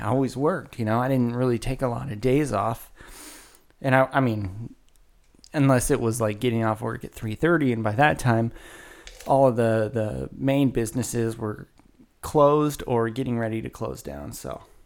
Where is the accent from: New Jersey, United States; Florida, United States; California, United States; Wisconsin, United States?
California, United States; Woodland; now in Carmichael, United States; born and raised in Woodland, California, broadcasting live from a pre-recorded session via Carmichael, California